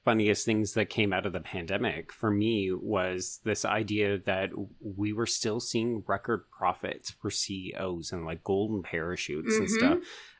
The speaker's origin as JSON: {"language": "English", "country": "Canada", "said": "Like, we don't have a Canadian dream in mm-hmm. the same mode."}